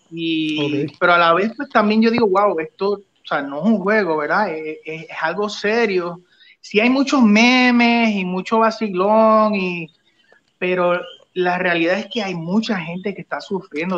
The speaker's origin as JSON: {"language": "Spanish", "country": "Puerto Rico"}